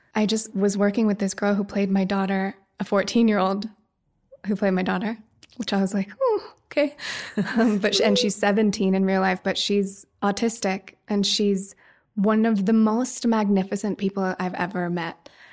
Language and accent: English; Woody Creek, Colorado, United States; I grew up in Woody Creek, right near Hunter.